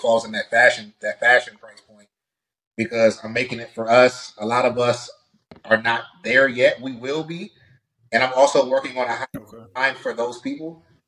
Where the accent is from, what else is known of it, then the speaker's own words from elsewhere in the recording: Prince George's County, Maryland, United States; originally from Prince George's County, Maryland.